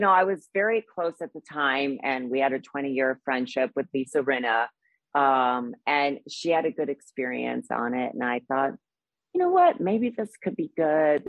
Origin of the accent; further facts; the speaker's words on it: Midwest, United States; now in Los Angeles, United States; I grew up, you know, in the Midwest